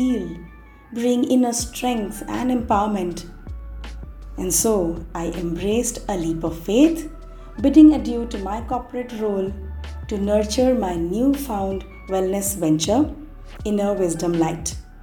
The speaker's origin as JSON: {"language": "English", "region": "West Bengal", "country": "India", "tie": "born or raised there", "also_born_or_lived": "Mumbai, India", "moved": "yes", "lives_now": "Delhi, India", "said": "Back in West Bengal, my hometown, my mom had been diagnosed with throat cancer"}